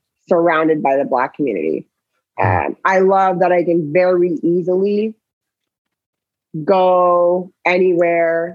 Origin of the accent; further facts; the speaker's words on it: Florida, United States; also born or lived in San Francisco, United States; now in Atlanta, United States; my experience growing up in Florida